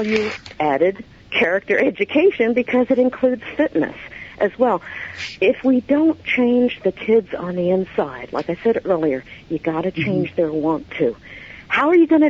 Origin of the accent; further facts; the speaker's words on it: New York City, New York, United States; moved away; I'm originally from New York, New York City area